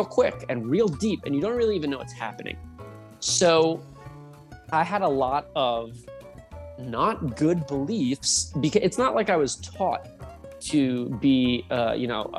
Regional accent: New Jersey, United States; moved away as an adult; also born or lived in Tempe, Arizona / Southern Utah; now in Utah, United States; I'm from New Jersey. Spent the first 24 years of my life there.

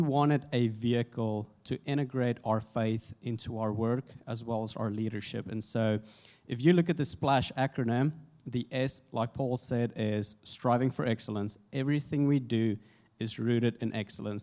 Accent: South Africa; moved away as an adult; also born or lived in Jonesboro, Arkansas, United States; now in United States; I'm originally from South Africa, uh, came to the States in January 2008 on a rugby scholarship

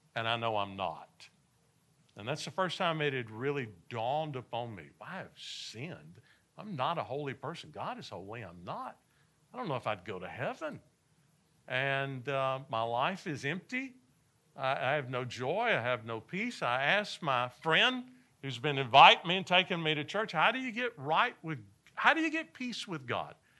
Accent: Nashville, Tennessee, United States; I grew up in Nashville, Tennessee

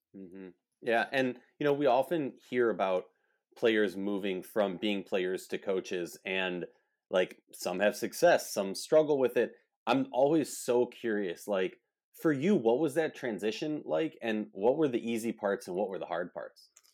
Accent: Minnesota, United States; I'm from Minnesota

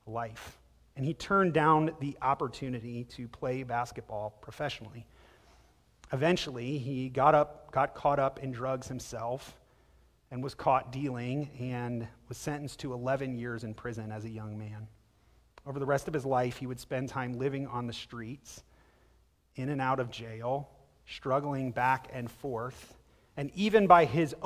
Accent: Akron, Ohio, United States; moved away; I'm from Akron, Ohio, and I grew up there for a chunk of my life, and it's where my family's originally from

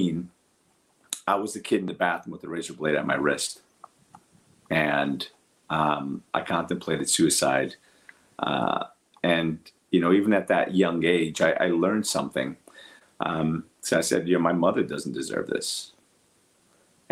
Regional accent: Newark, New Jersey, United States; English is a second language; also born or lived in Portugal; I grew up in Newark, New Jersey

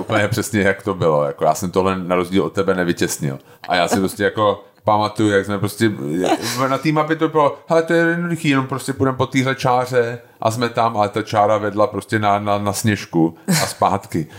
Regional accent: Bohemia, Czechia

